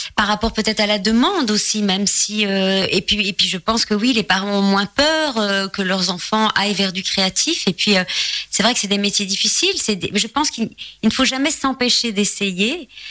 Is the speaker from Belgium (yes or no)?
yes; Charleroi, Wallonia, Belgium; moved away; en tant que Belge, euh, habitant en plus, né à Charleroi et habitant la région de Charleroi